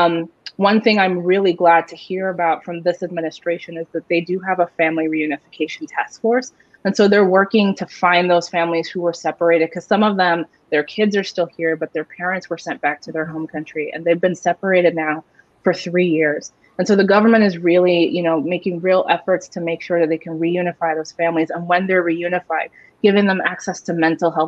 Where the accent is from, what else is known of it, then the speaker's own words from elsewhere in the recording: Pennsylvania, United States; I'm from Pennsylvania